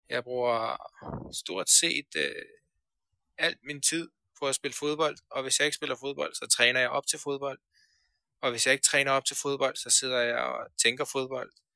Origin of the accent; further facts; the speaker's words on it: Denmark; also born or lived in Afghanistan / Iran; vi kommer til Danmark, øh, når jeg er 8 år